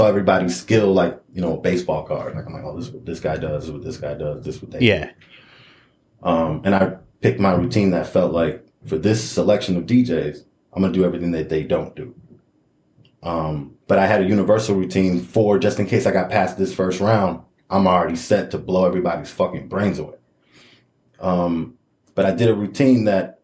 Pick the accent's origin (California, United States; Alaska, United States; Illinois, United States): Illinois, United States; Chicago; moved away; also born or lived in Elgin, Illinois; I was born in Elgin, but I grew up in Chicago